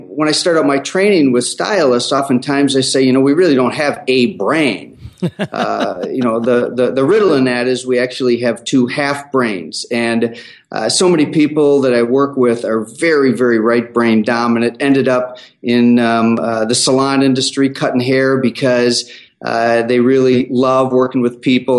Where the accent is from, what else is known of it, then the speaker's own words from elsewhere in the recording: Chicago, Illinois, United States; also born or lived in Denver; now in Minneapolis, United States; Actually, Chicago is my home of origin, but I live in Minneapolis.